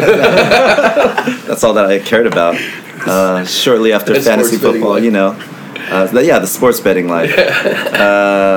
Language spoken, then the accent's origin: English; Los Angeles, California, United States; I grew up in K-Town right there next to Chapman Plaza